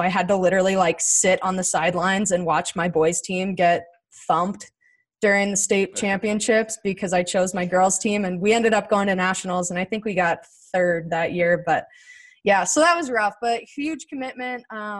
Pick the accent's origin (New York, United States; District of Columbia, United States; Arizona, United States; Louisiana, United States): Arizona, United States; Chandler; moved away; I grew up in Chandler, Arizona